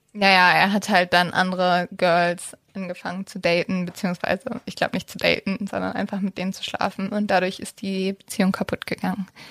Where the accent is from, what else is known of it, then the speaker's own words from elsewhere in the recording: Germany; bei uns in Deutschland